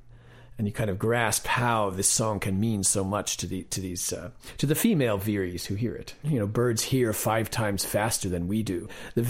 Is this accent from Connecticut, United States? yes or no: yes; Connecticut, United States; Well, I grew up in Connecticut, kind of in the suburban countryside, and I was always going outside behind my house into the meadow and by the river and listening to sounds.